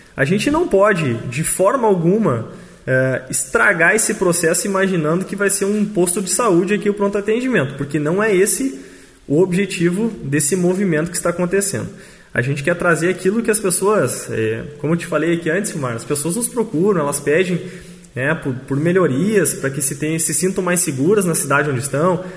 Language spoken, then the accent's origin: Portuguese; Machadinho, Brazil; somos nós aqui de Machadinho